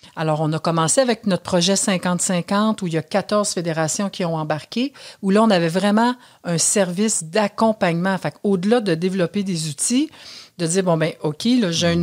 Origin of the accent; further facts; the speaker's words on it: Canada; chez nous au Canada